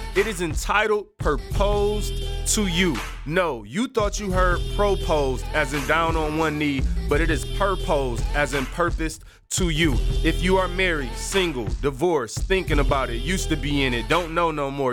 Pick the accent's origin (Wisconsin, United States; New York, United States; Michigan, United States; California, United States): Michigan, United States; Detroit; I'm light-skinned and I'm from the East Side